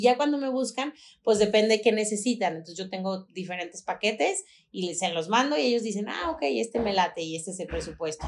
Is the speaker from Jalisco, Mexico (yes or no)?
yes; Guadalajara, Jalisco, Mexico; no somos tapatíos.